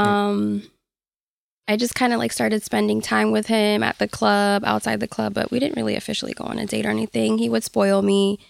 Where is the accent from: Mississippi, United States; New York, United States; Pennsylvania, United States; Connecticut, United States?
Connecticut, United States; Hartford; I'm from Hartford